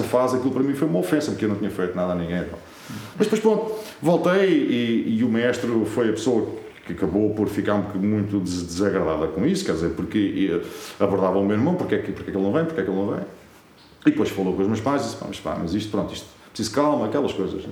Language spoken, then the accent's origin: Portuguese; Azambuja, Lisbon, Portugal; na minha terra, portanto, eu sou de Zambuja